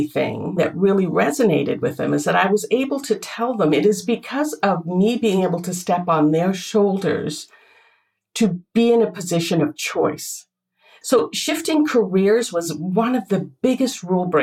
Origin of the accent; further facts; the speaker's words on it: Canada; also born or lived in northern India; Where I was born was in India, in northern India, foothills of the Himalayas. And yet I came to Canada